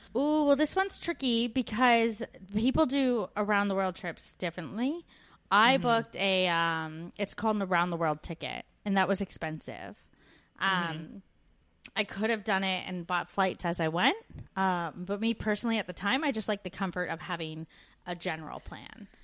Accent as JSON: {"language": "English", "country": "Canada", "moved": "yes", "lives_now": "Australia"}